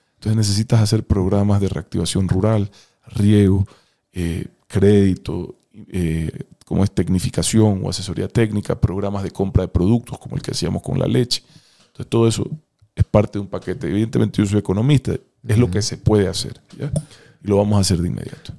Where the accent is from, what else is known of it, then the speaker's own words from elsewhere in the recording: Ecuador; tengo derecho a vivir en paz en mi propio país